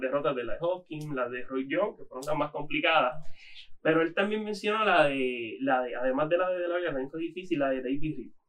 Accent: Puerto Rico; nuestra nación puertorriqueña

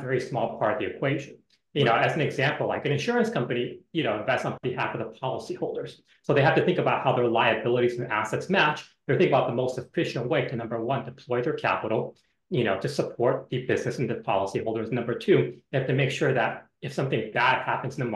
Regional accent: San Jose, California, United States; I grew up in San Jose, California

